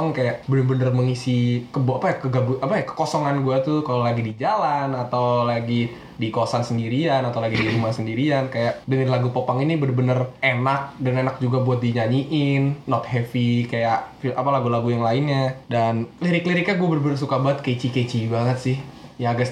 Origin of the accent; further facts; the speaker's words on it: Indonesia; iya kita sebagai orang Indo mah